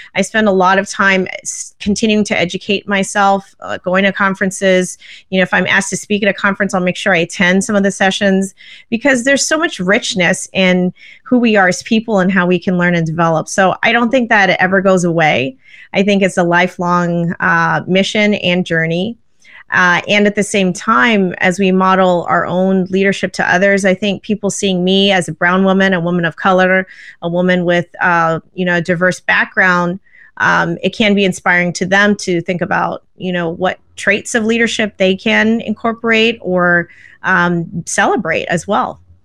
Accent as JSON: {"language": "English", "town": "Vancouver", "region": "British Columbia", "country": "Canada", "tie": "born or raised there", "said": "I actually grew up in Canada. I grew up in Vancouver"}